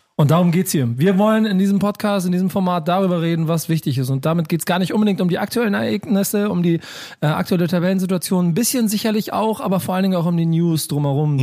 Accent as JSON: {"language": "German", "region": "Hamburg", "country": "Germany", "tie": "born or raised there", "said": "gebürtiger Hamburger"}